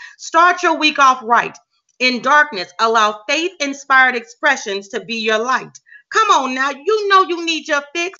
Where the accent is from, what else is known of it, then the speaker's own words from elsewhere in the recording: Huntsville, Alabama, United States; my hometown, the city where I reside in right now, Huntsville, Alabama.